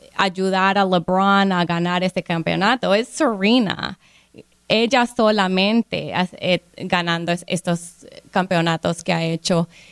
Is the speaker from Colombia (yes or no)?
yes; Colombia; now in Palm Beach County, United States; yo como colombiana, inmigrante de Colombia